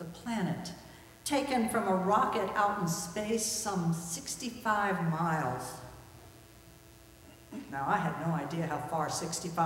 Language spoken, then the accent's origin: English; New Jersey, United States; When I was a child growing up in New Jersey